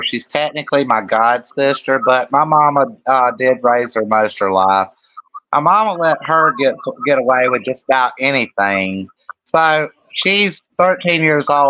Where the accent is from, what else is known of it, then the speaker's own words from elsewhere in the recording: Laurens, South Carolina, United States; I'm from Lawrence, South Carolina. I'm heavily involved with community outreach in my own hometown of the city of Lawrence